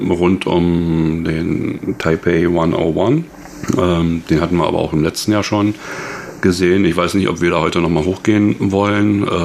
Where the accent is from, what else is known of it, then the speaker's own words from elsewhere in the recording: Germany; now in Taiwan; ich denke mal, wir oder ich als, als, als Deutscher fühle die, die Kälte eh nicht so sehr wie, die, wie der Taiwaner an sich.